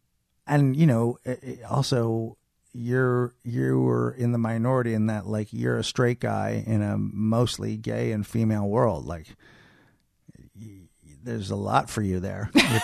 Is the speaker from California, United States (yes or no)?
yes; Marin, California, United States; I mean, we grew up in Marin, so, I mean, you know, not really.